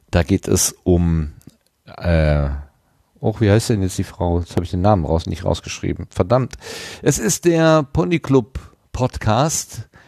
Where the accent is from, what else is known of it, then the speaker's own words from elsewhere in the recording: Germany; now in Austria; ich bin Deutscher, lebe in Österreich und arbeite ohnehin als Korrespondent, also als Österreich-Erklärbär für deutsche Medien.